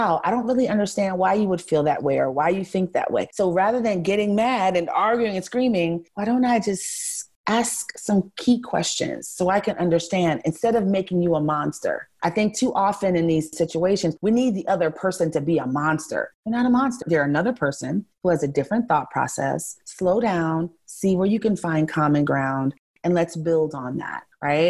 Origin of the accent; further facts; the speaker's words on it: New York City, New York, United States; also born or lived in Los Angeles / Miami; now in Houston, United States; I grew up in New York City and I live in Houston, Texas